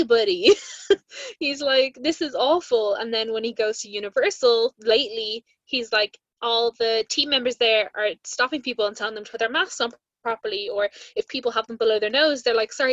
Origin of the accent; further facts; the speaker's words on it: Ireland; being an Irish Disney podcast